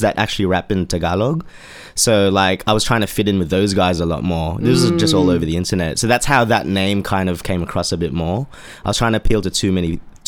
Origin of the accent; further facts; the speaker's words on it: Australia; moved away as an adult; now in London, United Kingdom; my background's Filipino, but, you know, Australian born and raised